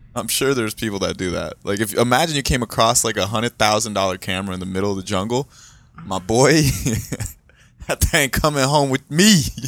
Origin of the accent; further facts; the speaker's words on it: South Florida, United States; also born or lived in Brazil; where we grew up in South Florida, we lived in, um, and Deerfield, Pompano area